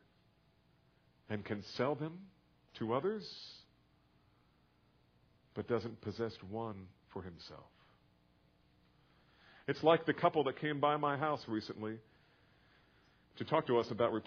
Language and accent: English; New Jersey, United States; now in Texas, United States; I didn't grow up here. I grew up in New Jersey